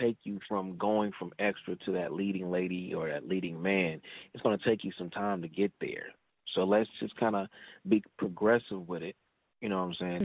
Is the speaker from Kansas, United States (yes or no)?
no; Los Angeles, California, United States; I'm born and raised in South Central Lake, so all my family is here